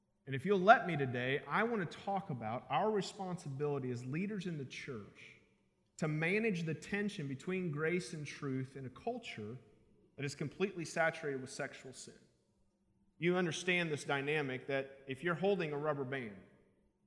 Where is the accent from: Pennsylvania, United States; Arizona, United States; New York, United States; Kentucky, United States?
Kentucky, United States; I'm a preacher from Kentucky.